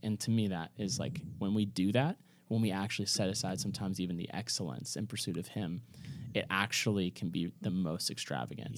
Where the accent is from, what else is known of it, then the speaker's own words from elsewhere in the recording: Kentucky, United States; moved away; This is my hometown, like, you know, like, this is in Kentucky